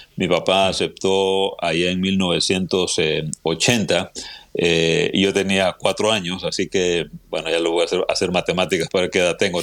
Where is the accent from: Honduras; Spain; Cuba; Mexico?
Honduras; moved away as an adult; also born or lived in Guatemala City, Guatemala / Indianapolis, United States; now in Texas, United States; soy hondureño de, nacimiento